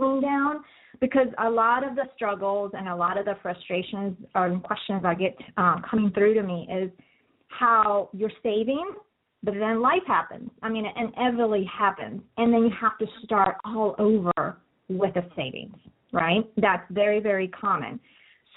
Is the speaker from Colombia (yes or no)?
yes; Colombia; moved away; I'm actually from Colombia originally, so I speak Spanish as well